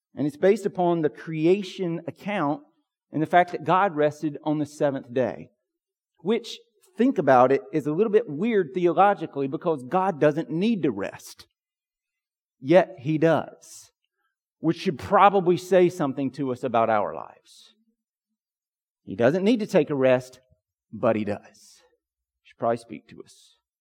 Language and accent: English; Pine Log, Georgia, United States; When I was a kid growing up in Pine Log, Georgia